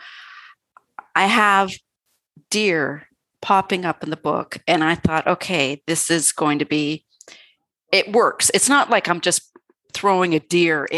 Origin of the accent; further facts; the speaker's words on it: Canada; being Canadian